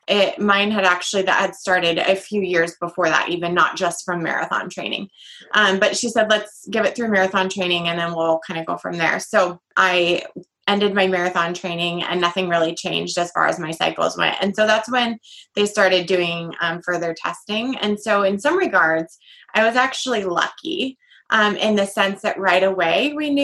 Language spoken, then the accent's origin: English; Everett, Washington, United States; I am from Everett, Washington, and I'm actually a mom of five